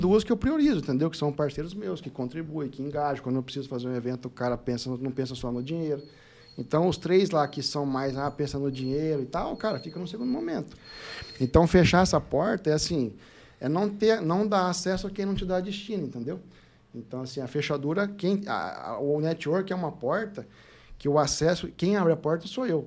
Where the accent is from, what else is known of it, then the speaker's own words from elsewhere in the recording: Lins, São Paulo, Brazil; Nasci em Lins, interior de São Paulo, né, cidade muito boa lá, pacata, distante, meio de tudo, sessenta mil habitantes.